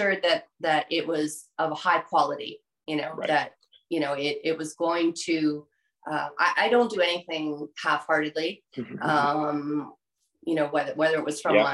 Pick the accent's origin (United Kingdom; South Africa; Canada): Canada; myself as a Canadian